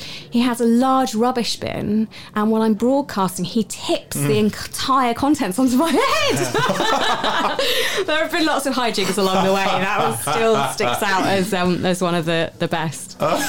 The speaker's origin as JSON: {"language": "English", "town": "Southampton", "region": "South East England", "country": "United Kingdom", "tie": "born there", "said": "It worked because I was born in Southampton."}